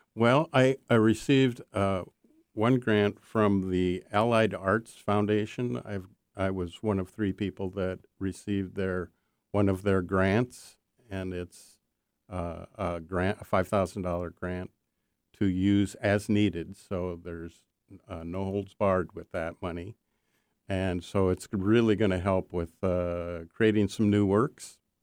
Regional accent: Minnesota, United States; moved away; I grew up in Minnesota

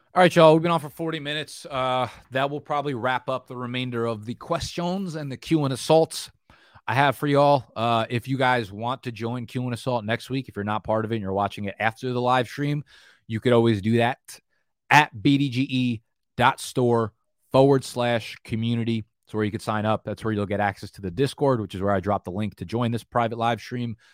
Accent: New Jersey, United States; moved away as an adult; now in New York, United States; back to New Jersey, just my hometown

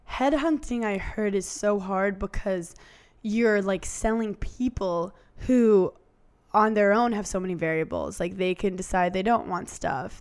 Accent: New York, United States; I'm from New York

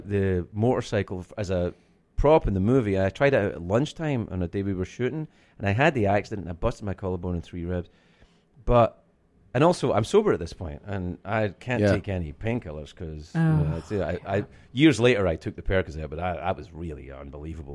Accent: Scotland, United Kingdom; I'm from Scotland.

